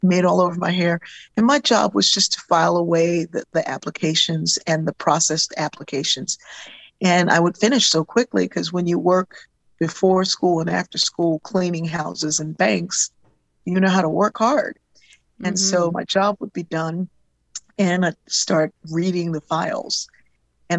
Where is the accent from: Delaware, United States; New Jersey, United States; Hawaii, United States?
Delaware, United States; Wilmington; I grew up in Wilmington, Delaware